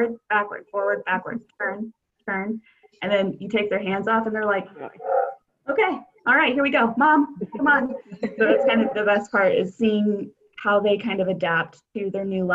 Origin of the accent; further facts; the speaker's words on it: Arlington, Texas, United States; also born or lived in St. Petersburg, Florida / Chicago; I am from the Dallas-Fort Worth area, grew up in Arlington